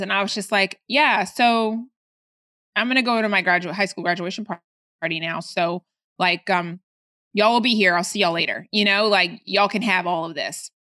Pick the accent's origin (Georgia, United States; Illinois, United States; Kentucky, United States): Georgia, United States; Atlanta; also born or lived in Baltimore, Maryland; I moved to Atlanta when I was, uh, ten